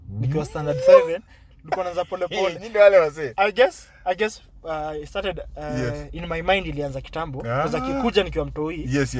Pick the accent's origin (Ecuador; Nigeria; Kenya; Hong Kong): Kenya; Nairobi; we grew up mostly in Nairobi